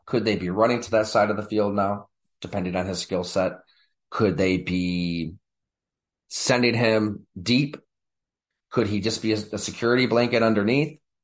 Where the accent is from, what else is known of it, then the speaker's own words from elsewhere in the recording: Buffalo, New York, United States; I'm from Buffalo myself, about an hour south